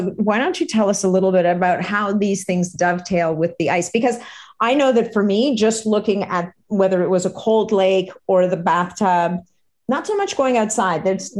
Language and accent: English; Canada; oh my God, I'm Canadian. We don't do that.